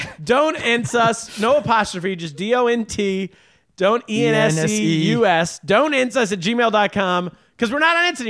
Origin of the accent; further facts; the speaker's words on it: United States; I'll be on the Comedy USA because I'm very American.